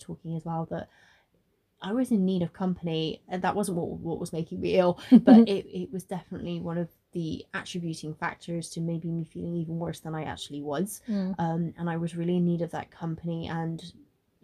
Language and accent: English; Bristol, South West England, United Kingdom; I am originally from Bristol, and I'm born and bred there. I've lived there very much most of my life